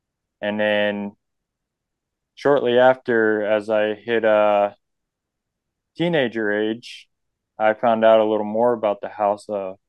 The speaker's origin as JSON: {"language": "English", "region": "New York", "country": "United States", "tie": "born or raised there", "moved": "yes", "lives_now": "Breckenridge, United States", "said": "I'm actually originally from New York State, is where I grew up."}